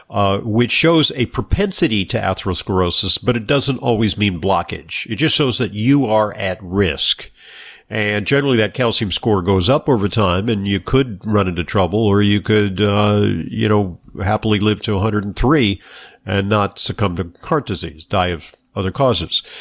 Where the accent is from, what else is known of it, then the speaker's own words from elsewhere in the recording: Santa Monica, California, United States; Okay, well, yeah, I'm from uh, Santa Monica, California, so yeah, it's my old